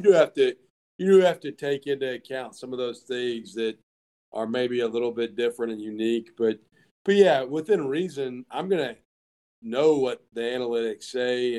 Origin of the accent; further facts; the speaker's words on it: the South, United States; I'm from the South